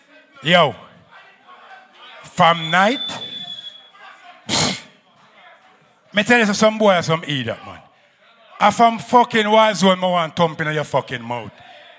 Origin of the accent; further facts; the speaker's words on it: Jamaica; now in New York, United States; just like me come from Jamaica, but I live in New York, I grew up in New York.